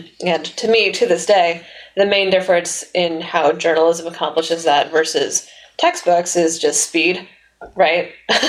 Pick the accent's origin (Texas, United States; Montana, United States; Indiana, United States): Texas, United States; The Woodlands; moved away as an adult; also born or lived in San Francisco; now in Boston, United States; So I grew up in the Woodlands side. Lived there my whole life. We only made one move, and it was from one side of town to the other side of town when I was 6 years old.